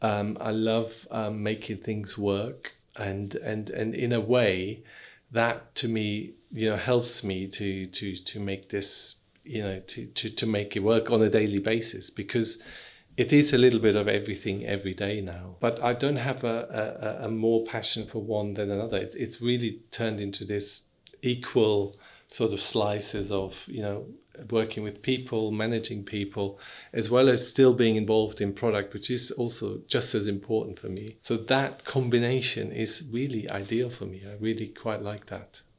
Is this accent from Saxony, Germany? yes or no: no; Dietenheim, Baden-Württemberg, Germany; moved away as an adult; now in London, United Kingdom; I'm originally from Germany, but I've lived here for more than half of my life, so I consider myself as half and half.